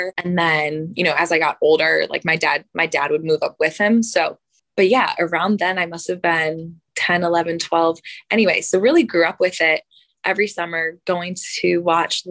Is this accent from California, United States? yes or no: no; Buffalo, New York, United States; moved away as an adult; also born or lived in Tuscaloosa, Alabama; I'm born and raised in Buffalo, New York